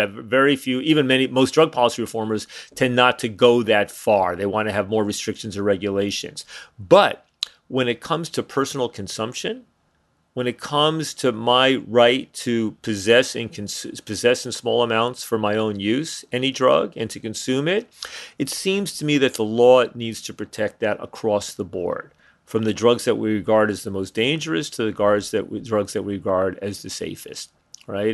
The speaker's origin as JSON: {"language": "English", "region": "suburbs of New York City", "country": "United States", "tie": "born or raised there", "also_born_or_lived": "Montreal", "moved": "as an adult", "said": "I grew up in New York, outside New York City, in the suburb of New York City"}